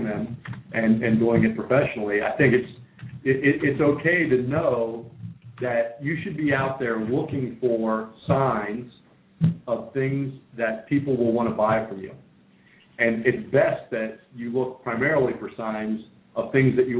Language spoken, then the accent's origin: English; Pennsylvania, United States; I grew up in Pennsylvania